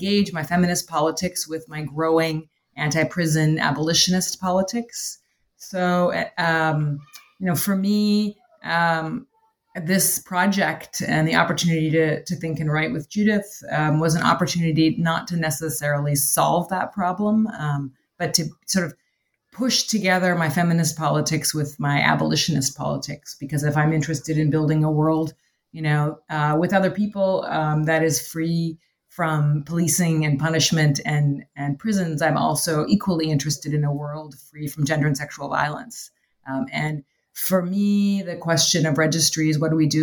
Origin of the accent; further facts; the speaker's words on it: Canada; moved away as an adult; now in Chicago, United States; I am from Canada originally